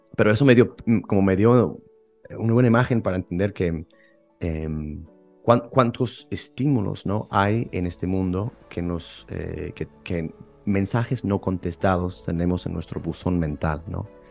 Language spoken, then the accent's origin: Spanish; Houston, Texas, United States; moved away as an adult; now in Rome, Italy; yo soy de Houston, de Texas, eh, eh, y llevo, pues sí, siete años en Roma estudiando filosofía